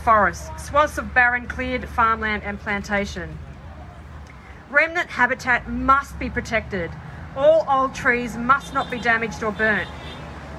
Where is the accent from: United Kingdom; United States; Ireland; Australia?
Australia; Ballarat, Victoria; I'm from Ballarat